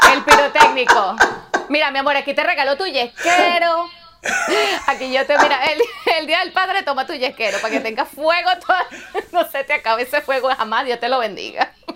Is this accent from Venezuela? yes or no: yes; Venezuela; moved away; nosotras somos venezolanas, estamos fuera de nuestro país de origen